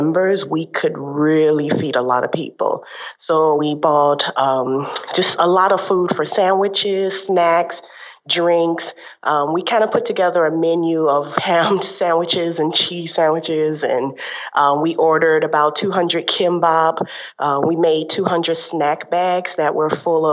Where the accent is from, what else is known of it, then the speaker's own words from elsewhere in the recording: Chicago, Illinois, United States; moved away as an adult; now in South Korea; I'm from Chicago originally, and I'm out here in Korea teaching English